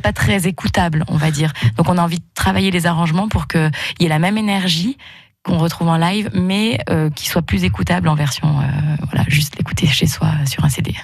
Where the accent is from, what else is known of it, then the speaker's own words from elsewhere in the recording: Haute-Loire, Auvergne-Rhône-Alpes, France; moved away; also born or lived in Bourg-en-Bresse; je suis originaire de Haute-Loire et après, j'ai vécu longtemps sur Bourg-en-Bresse